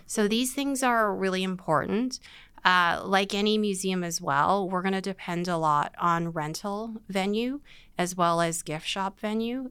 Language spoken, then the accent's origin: English; Vancouver, British Columbia, Canada; I was born in Vancouver. I am Chinese Canadian, many generations